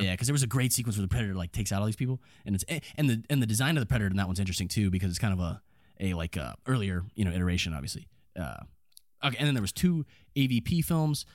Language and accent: English; Lexington, Kentucky, United States; in my hometown